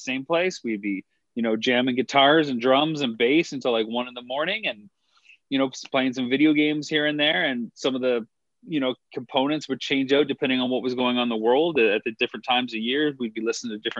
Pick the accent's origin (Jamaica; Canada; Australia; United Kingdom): Canada; Growing up in Canada, you have to take French to a certain extent